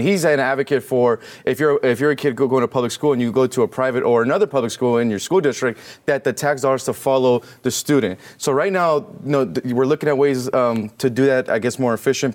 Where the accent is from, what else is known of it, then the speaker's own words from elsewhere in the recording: California, United States; I'm from California